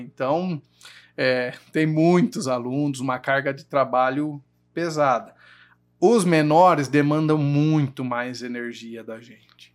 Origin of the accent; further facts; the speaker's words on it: Jundiaí, São Paulo, Brazil; Nasci aqui em Jundiaí, a maior parte do, da minha vida eu morei ali no Engabaú